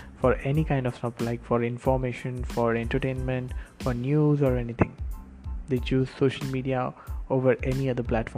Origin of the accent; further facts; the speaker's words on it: Karad, Maharashtra, India; also born or lived in Pune; also in Karad, my hometown